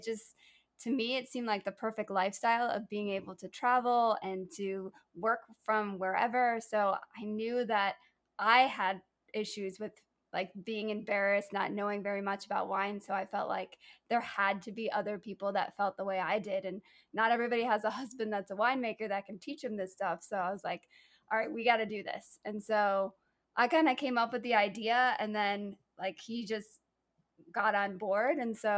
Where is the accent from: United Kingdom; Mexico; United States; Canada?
United Kingdom; And then being British in Belize, it's just like, it was just a really interesting, fun experience.